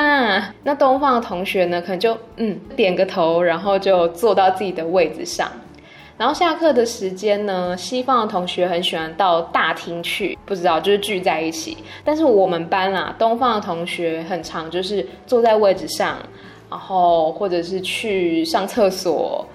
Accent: Taiwan; moved away as an adult; now in Bangkok, Thailand; 我是台湾人

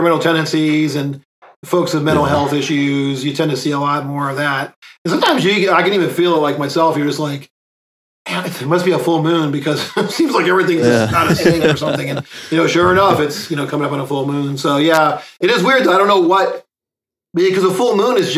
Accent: Lorain, Ohio, United States; now in Virginia, United States; I grew up in Lorain

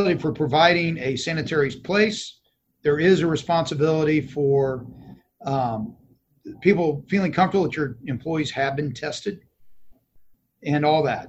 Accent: Dallas, Texas, United States; I am. I was born in Dallas

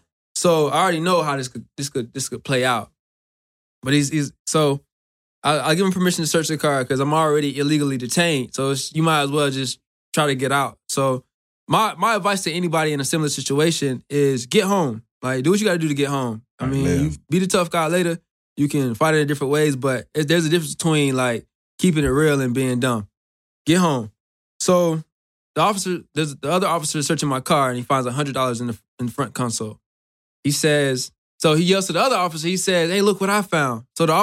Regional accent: Clearwater, Florida, United States; I'm from Clearwater, Florida, so that's about 4 hours away from Miami.

